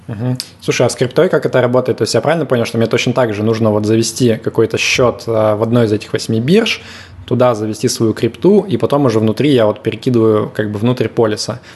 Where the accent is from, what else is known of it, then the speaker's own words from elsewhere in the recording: Yekaterinburg, Sverdlovsk Oblast, Russia; я из Екатеринбурга